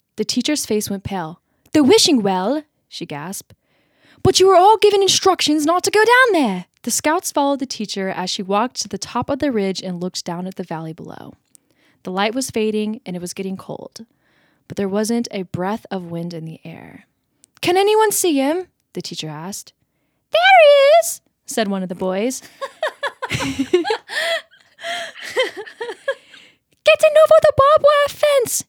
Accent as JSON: {"language": "English", "country": "United States", "accent": "American", "said": "my American accent"}